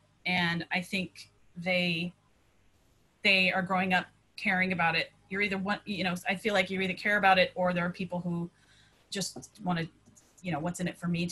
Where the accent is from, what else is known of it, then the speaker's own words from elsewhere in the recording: San Diego, California, United States; also born or lived in Detroit, Michigan; moving to San Diego when I was 11 from Detroit